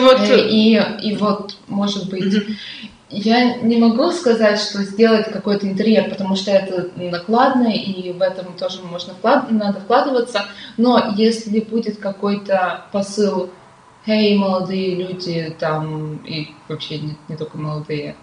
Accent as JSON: {"language": "Russian", "town": "Perm", "region": "Perm Krai", "country": "Russia", "tie": "born or raised there", "said": "Пермь это очень классный город"}